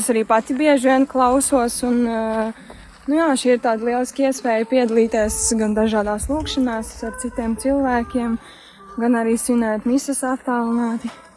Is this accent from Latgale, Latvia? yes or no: no; Smiltene, Vidzeme, Latvia; no smiltenes, no manas dzimtās pilsētas.